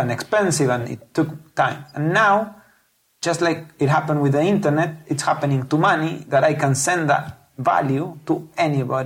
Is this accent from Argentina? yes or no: yes; Patagonia, Argentina; moved away as an adult; now in Silicon Valley, United States; I'm originally from Patagonia, a southern part of Argentina.